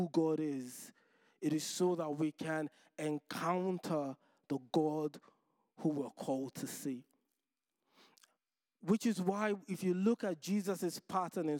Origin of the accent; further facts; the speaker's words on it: Nigeria; moved away; Growing up in Nigeria